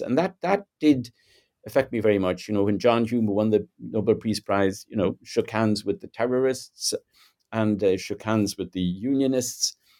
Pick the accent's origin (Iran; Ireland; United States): Ireland; I'm Irish, uh, born in Southern Ireland in, uh, the nineteen fifties. Um, grew up in a pretty conservative, you know, sort of Catholic, uh, nationalist culture